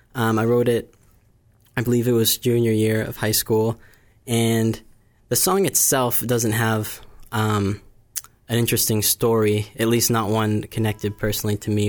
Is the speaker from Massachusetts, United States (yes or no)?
yes; Bourne, Massachusetts, United States; I grew up here on the Cape